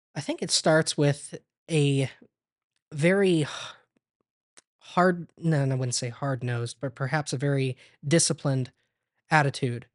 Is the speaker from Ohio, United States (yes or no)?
yes; Ontario, Ohio, United States; also born or lived in Bluffton, Ohio / Crestline, Ohio; I was born in Bluffton, Ohio